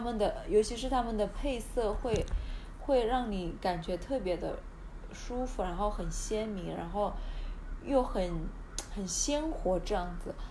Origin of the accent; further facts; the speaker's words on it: Hunan, China; accent: Hunan accent; also born or lived in Shenzhen; now in Australia; 因为我是湖南的